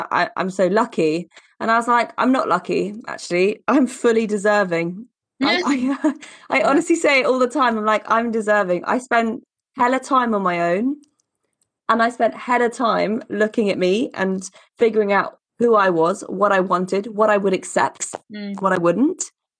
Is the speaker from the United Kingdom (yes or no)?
yes; Glasgow, Scotland, United Kingdom; I'm from Glasgow.